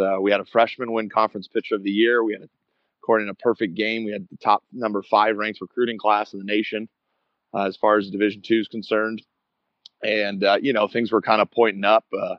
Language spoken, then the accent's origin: English; West Coast, United States; moved away as an adult; me being from the West Coast, away from home and stuff